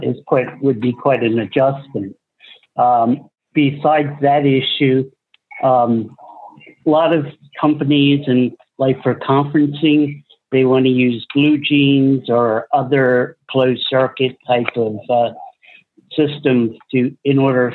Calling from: Philadelphia, Pennsylvania, United States; I'm calling from Philadelphia.

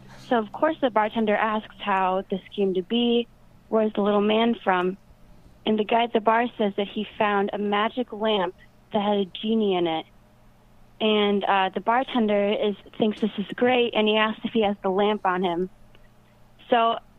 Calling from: Rhinebeck, New York, United States; Hello, it's Cameron from Rhinebeck, New York.

